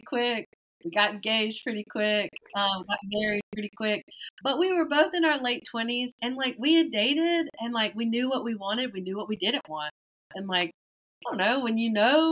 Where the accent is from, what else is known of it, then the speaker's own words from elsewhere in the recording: Metcalf, Georgia, United States; moved away as an adult; also born or lived in Thomasville, Georgia; now in New Orleans, United States; I am from Thomasville, Georgia.